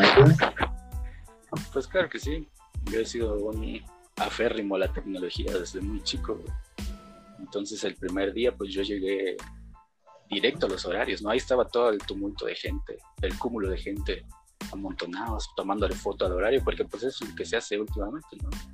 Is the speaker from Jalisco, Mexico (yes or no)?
no; Chiapas, Mexico; Yo, yo también soy de Chiapas y también estoy viviendo en Chiapas